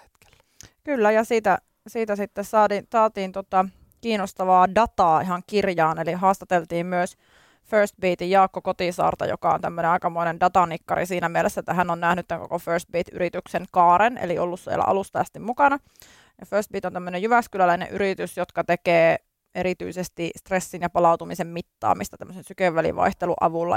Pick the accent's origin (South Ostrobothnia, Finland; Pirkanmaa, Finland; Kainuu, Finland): Kainuu, Finland; Kajaani; also born or lived in Tampere; now in Helsinki, Finland; tulen Kainuun korvesta, eli Kajaanista olen lähtöisin